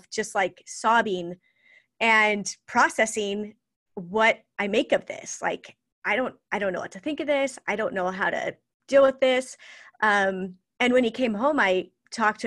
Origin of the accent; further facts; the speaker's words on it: Idaho, United States; And so I grew up in Idaho. I've lived a whole bunch of different places, but Idaho's always been home, and that's where I am now.